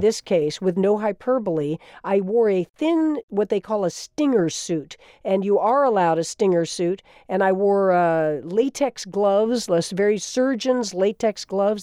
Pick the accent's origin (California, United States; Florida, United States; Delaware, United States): Florida, United States; was my home state, also of Florida. I grew up as a kid during the Revolution, looking out over that water